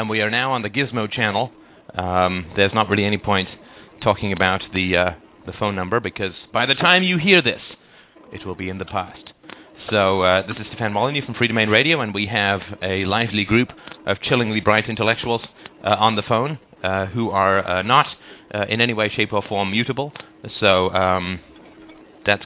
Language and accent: English; United Kingdom; accent: British; moved away; my British accent after having left the country 25 years ago